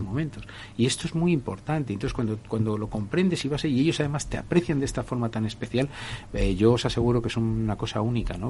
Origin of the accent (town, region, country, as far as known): Spain